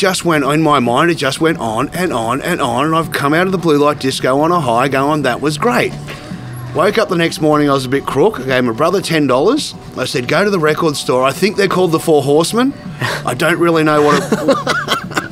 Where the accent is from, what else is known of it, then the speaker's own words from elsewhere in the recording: Goulburn, New South Wales, Australia; moved away as an adult; also born or lived in Sydney; now in Canberra, Australia; growing up in Goulburn